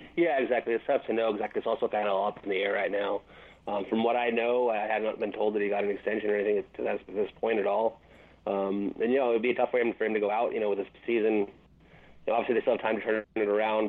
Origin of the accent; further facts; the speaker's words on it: Glendora, California, United States; Glendora, uh, my hometown